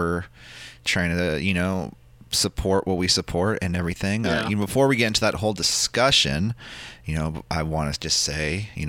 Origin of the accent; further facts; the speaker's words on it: San Francisco, California, United States; being born and raised in San Francisco